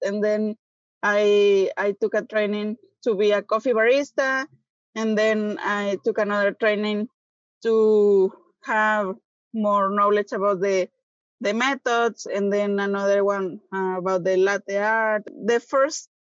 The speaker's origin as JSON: {"language": "English", "town": "Guadalajara", "region": "Jalisco", "country": "Mexico", "tie": "born or raised there", "second_language": "English", "moved": "as an adult", "lives_now": "Texas, United States", "said": "some part of the Jalisco, like my hometown, that has some good coffee"}